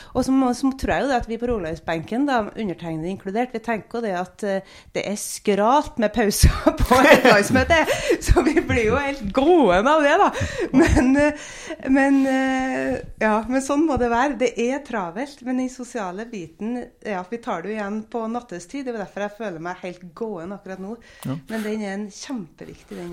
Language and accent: Norwegian; Trøndelag, Norway; now in Stavanger, Norway; jeg kommer fra Trøndelag, der er det litt rødere.